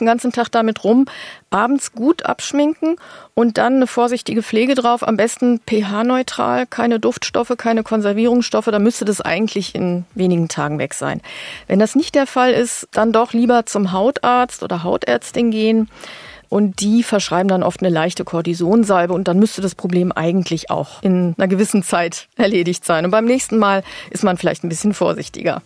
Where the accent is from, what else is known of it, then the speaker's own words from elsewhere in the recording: North Rhine-Westphalia, Germany; now in Berlin, Germany; Ich komme zwar aus Ostwestfalen